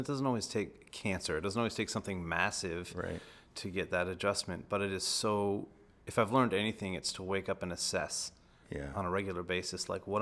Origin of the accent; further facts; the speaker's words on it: Rhode Island, United States; I'm from Rhode Island, so not too far from the studios